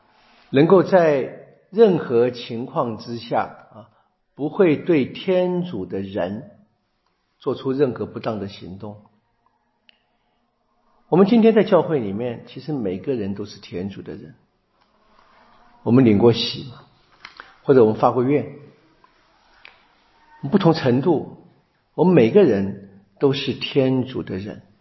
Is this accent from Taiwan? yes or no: no; China; 我们中国人说的比较好听的是“不看生面看佛面”，比较难听的是“打狗看主人”。